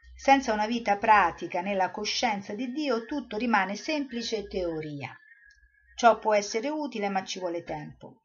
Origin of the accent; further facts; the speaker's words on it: Rome, Lazio, Italy; io sono romana, sono andata a Roma